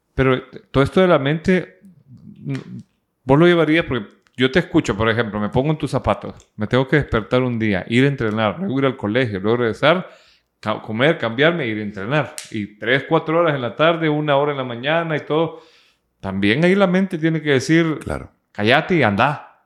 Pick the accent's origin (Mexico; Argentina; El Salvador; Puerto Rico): El Salvador; now in Nicaragua; soy un salvadoreño acá